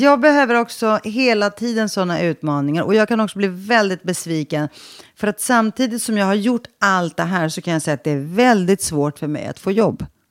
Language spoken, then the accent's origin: Swedish; Stockholm, Stockholm County, Sweden; jag växte upp i Sveriges fattigaste förort i Rinkeby